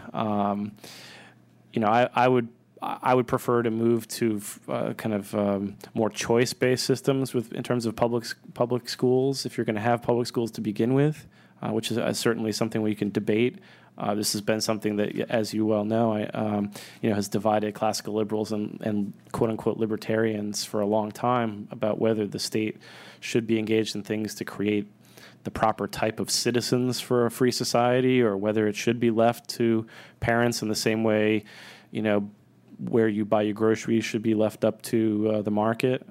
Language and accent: English; Northeast, United States; moved away; also born or lived in Austin; I grew up in the Northeast